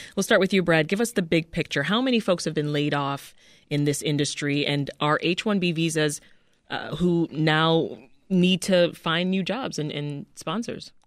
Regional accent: Canada; now in United States; as a Canadian citizen

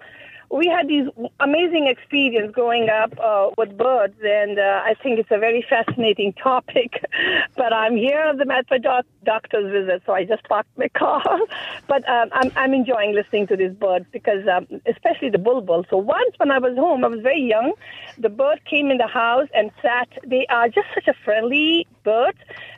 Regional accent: Hyderabad, Telangana, India; now in Lisle, United States; growing up in Hyderabad, India, the IT town, as we call.

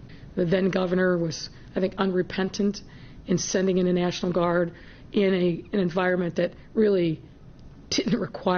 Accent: near Kent State, Ohio, United States; now in Chicago, United States; I grew up just down the road from Kent State. And I was 7-plus years old when the news happened on that May 4th day in 1970

